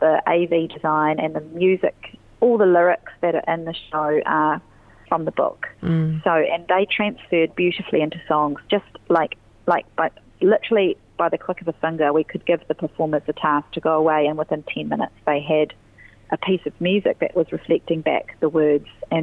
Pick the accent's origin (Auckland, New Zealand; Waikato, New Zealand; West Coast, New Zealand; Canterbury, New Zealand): Canterbury, New Zealand; Christchurch; I'm from Christchurch, and I mostly have my work in other cities